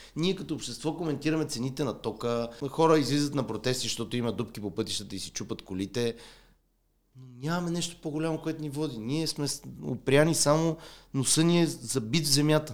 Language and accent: Bulgarian; Bulgaria; ние като българи